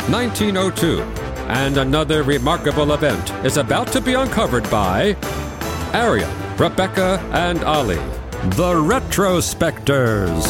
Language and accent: English; the South, United States; accent: southern; That's clearly my southern accent.